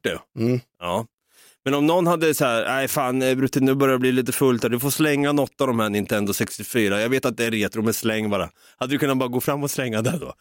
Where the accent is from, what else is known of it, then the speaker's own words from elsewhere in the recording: Sweden; vi är så jävla svenska